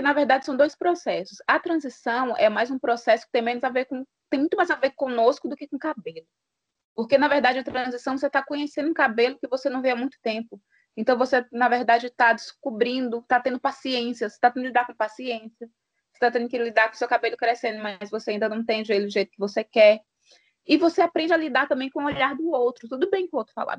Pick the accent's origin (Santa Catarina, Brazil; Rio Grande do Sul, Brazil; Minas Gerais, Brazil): Minas Gerais, Brazil; Januária; sou mineira de Januária